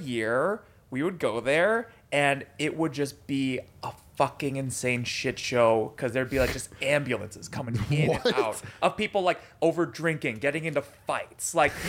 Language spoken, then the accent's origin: English; Gurnee, Illinois, United States; I grew up around Illinois, like right in between Chicago and Milwaukee.